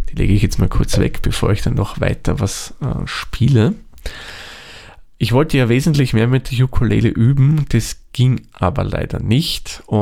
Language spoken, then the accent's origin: German; Lower Austria, Austria; da gibt es zum Beispiel in meiner alten Heimat im Waldviertel ähm, Serien, wo Geocaches bei Handymasten gelegt werden